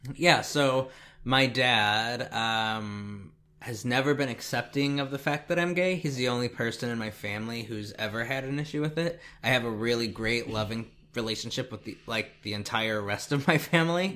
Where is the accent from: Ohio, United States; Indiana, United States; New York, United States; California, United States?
Indiana, United States; I'm from Indiana